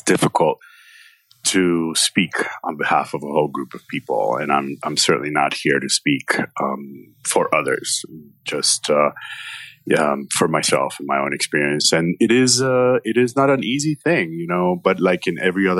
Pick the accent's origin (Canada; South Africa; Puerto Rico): Puerto Rico; moved away as an adult; also born or lived in Cuba; now in Miami, United States; I am originally from Cuba, so I'm Cuban-American, although I spent a chunk of my adolescence in Puerto Rico